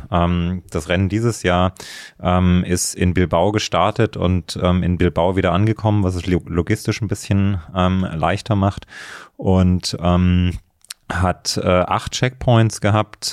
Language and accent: German; Thuringia, Germany; moved away as an adult; also born or lived in Leipzig / Berlin; ich bin in, in, in Thüringen aufgewachsen, im Mittelgebirge